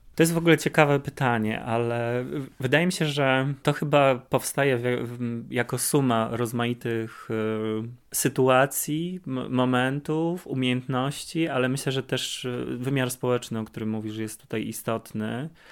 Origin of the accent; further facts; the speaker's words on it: Kraków, Lesser Poland, Poland; Jesteśmy z Krakowa, połączył nas Wydział Malarstwa na Akademii w Krakowie